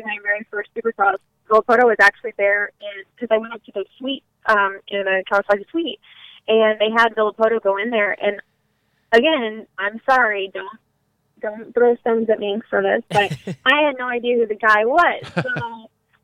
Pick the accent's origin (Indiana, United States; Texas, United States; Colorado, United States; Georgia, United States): Texas, United States; Wimberley; moved away as an adult; now in California, United States; Small town outside of Austin, Wimberley